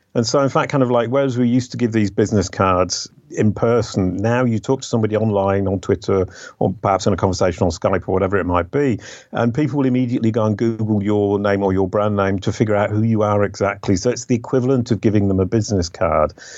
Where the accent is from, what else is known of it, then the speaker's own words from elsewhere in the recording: England, United Kingdom; moved away as an adult; now in France; I left the UK 30 years ago. I'm an English by birth, um, French by adoption